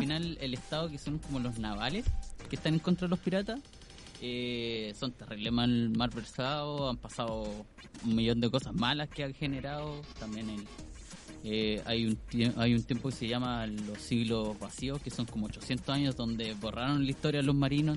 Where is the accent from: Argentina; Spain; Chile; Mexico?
Chile; Yo soy el mismísimo chino chileno, el que andaba con la bandana ahí en el colegio